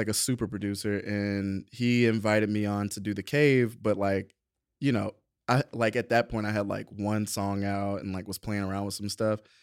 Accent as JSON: {"language": "English", "town": "Atlanta", "region": "Georgia", "country": "United States", "tie": "born or raised there", "also_born_or_lived": "Savannah, Georgia", "said": "born, raised in Savannah, moved to Atlanta when I was, like, ten"}